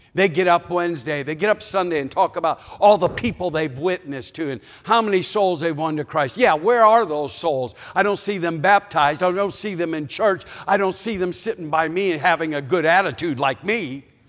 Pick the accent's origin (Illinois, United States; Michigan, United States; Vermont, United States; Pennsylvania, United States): Illinois, United States; Chicago; moved away; we're from Chicago